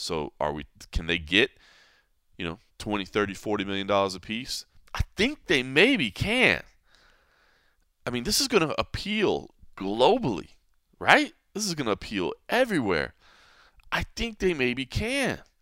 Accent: Texas, United States; moved away; that being my home state

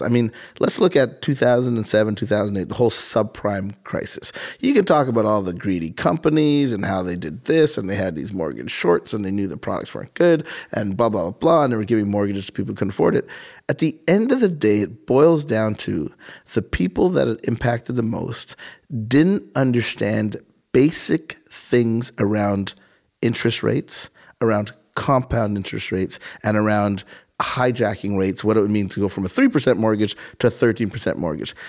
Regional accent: Montreal, Quebec, Canada; moved away as an adult; also born or lived in Boston / Philadelphia / Caribbean (parents); now in Columbus, United States; I'm born and raised in Montreal, Canada

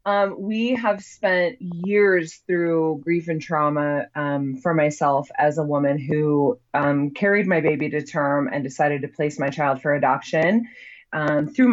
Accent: Utah, United States; So I grew up here in Utah, that has a very strong religious culture

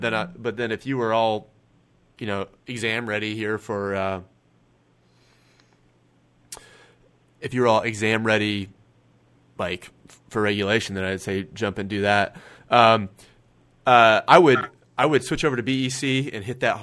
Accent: Kansas, United States; I'm from Kansas, so down here is like... down here to me is like Texas

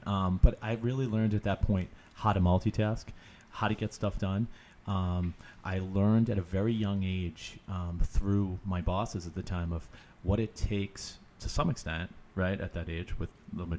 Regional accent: Stoneham, Massachusetts, United States; I actually grew up in Stoneham, Mass, right outside Boston, 20 minutes north of the city. And for me, my story kind of starts, I'm 35 now

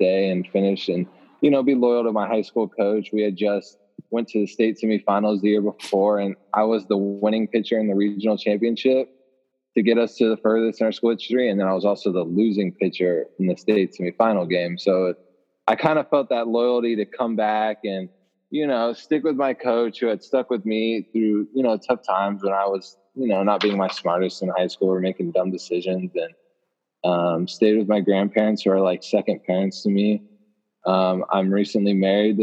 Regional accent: Austin, Texas, United States; also born or lived in Orlando, Florida; I was born in Orlando, Orlando, Florida. Grew up in Austin, Texas

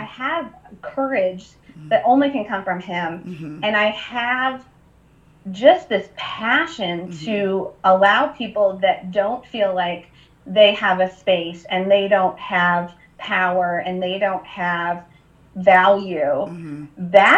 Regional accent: Ohio, United States; I grew up in Ohio

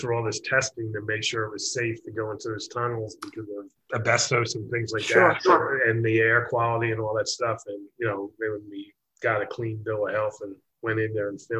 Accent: Florida, United States; also born or lived in Tampa; now in Los Angeles, United States; I grew up in Florida.

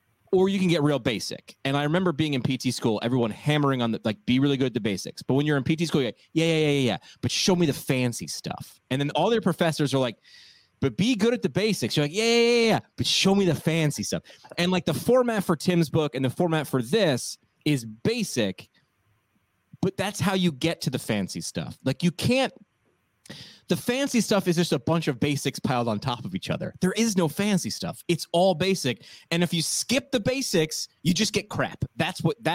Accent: Montgomery, New York, United States; moved away; I'm from Montgomery, town of Montgomery

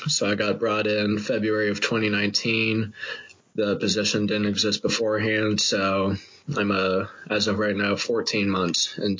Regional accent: Denver, Colorado, United States; also born or lived in South Carolina; now in Kentucky, United States; born and raised in the Denver area. And then parents moved to South Carolina. I came to Kentucky. So, I got thrown into the South back in 2014.

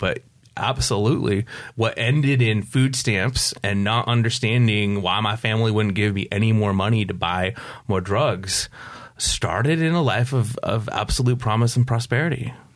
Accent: upstate New York, United States; also born or lived in Pacific Beach, San Diego; now in Poway, United States; I grew up in upstate New York

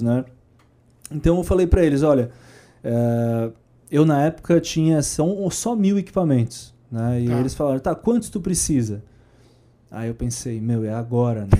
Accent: Florianópolis, Santa Catarina, Brazil; moved away; Eu nasci lá, né? É. Então eu voltei para lá.

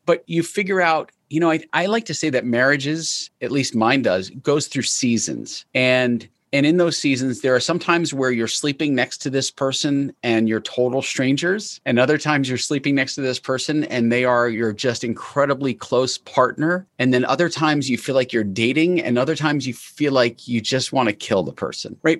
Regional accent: New York, United States; I was born in New York

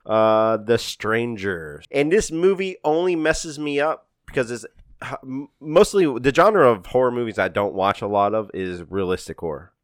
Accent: Louisiana, United States; We're from Louisiana

